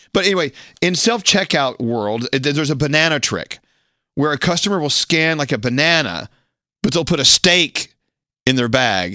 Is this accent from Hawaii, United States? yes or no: no; Texas, United States; I, was born and raised in Texas and here from the United States